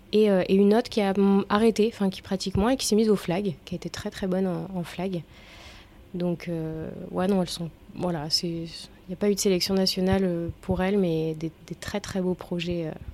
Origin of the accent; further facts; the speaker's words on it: Auvergne-Rhône-Alpes, France; je suis auvergnate, je suis une bonne auvergnate de souche